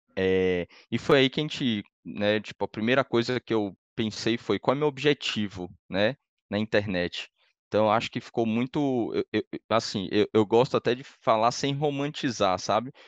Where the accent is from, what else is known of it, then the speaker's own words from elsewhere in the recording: Salvador, Bahia, Brazil; moved away as an adult; now in São Paulo, Brazil; eu sou de Salvador, né? Moro em São Paulo há 12 anos